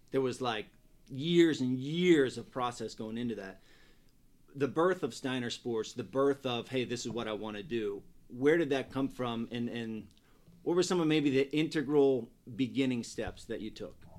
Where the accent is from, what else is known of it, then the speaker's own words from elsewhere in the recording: a small town in Pennsylvania, United States; I'm as conservative from a small town in Pennsylvania as they come